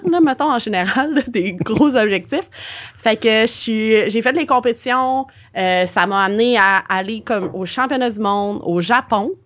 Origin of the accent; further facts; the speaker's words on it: Montreal, Quebec, Canada; Je suis de Montréal, j'étais déménagée à Québec et je suis de retour à Montréal